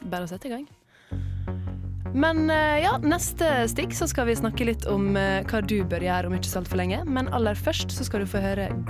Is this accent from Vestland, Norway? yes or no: no; Møre og Romsdal, Norway; i jula så har jo jeg vært hjemme på Sunnmøre og, og spilt Scrabble.